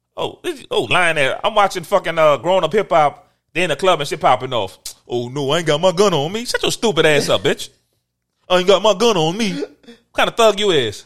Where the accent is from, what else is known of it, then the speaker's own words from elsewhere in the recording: New Orleans, Louisiana, United States; I'm from New Orleans.